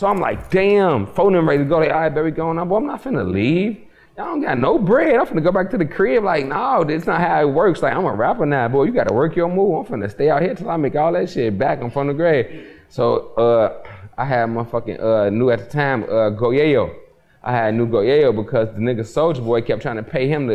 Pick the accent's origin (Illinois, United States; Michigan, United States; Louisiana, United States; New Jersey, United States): Illinois, United States; Chicago; I'm from Chirac